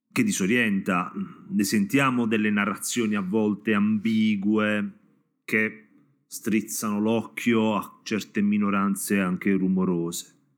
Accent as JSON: {"language": "Italian", "region": "Apulia", "country": "Italy", "said": "da pugliese do gli accenti sbagliati e cognomi qua in zona"}